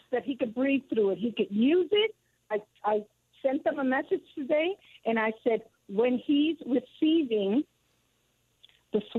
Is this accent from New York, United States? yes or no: yes; New York, United States; moved away as an adult; now in South Carolina, United States; I am a New Yorker by birth, Puerto Rican.